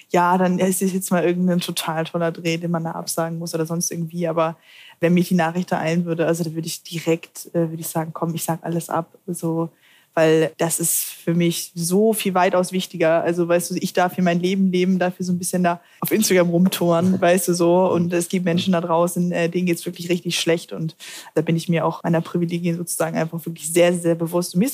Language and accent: German; Hamburg, Germany; ich komme aus Hamburg, deswegen.